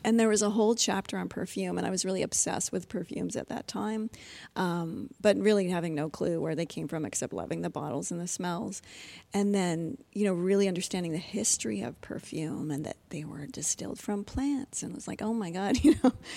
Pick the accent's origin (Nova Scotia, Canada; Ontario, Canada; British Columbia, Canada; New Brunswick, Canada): Ontario, Canada; I grew up in, I was raised in Ontario